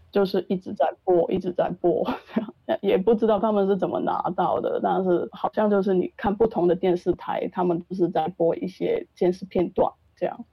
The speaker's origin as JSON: {"language": "Chinese", "country": "Hong Kong", "also_born_or_lived": "Taiwan", "moved": "as an adult", "said": "我是一个香港来到了台湾"}